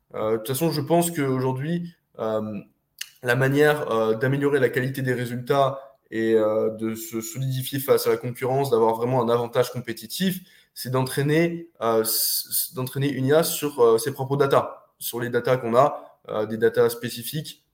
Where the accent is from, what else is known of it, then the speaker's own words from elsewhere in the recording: France; moved away as an adult; also born or lived in Eastern Europe; je suis parti de France 13 jours après mes 18 ans. Je suis parti en Europe de l'Est